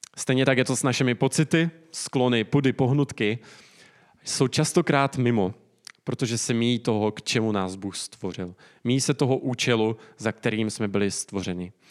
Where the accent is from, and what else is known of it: Czechia